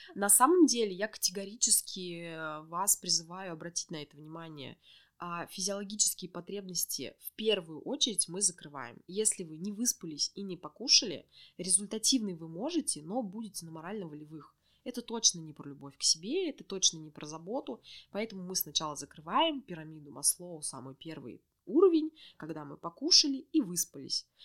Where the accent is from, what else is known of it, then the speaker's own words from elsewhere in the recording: Orenburg, Orenburg Oblast, Russia; moved away as an adult; now in Yekaterinburg, Russia; я родом из Оренбурга